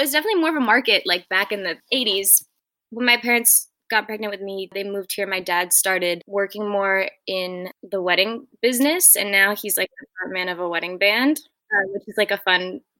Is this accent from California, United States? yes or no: no; Martha's Vineyard, Massachusetts, United States; I'm from Massachusetts, from Martha's Vineyard, Massachusetts. It's where I am right now. I grew up here on Martha's Vineyard.